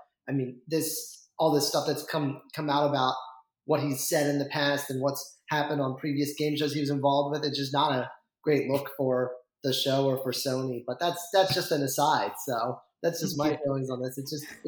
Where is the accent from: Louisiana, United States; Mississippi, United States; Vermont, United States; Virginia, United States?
Vermont, United States; I grew up in Vermont for a while. And I think I was like one of five people in my high school who cared about college football.